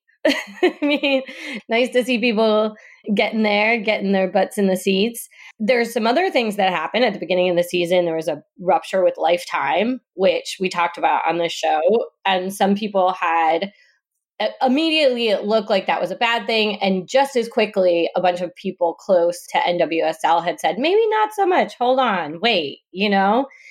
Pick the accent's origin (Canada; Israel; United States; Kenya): United States; Detroit, Michigan; I'm from Detroit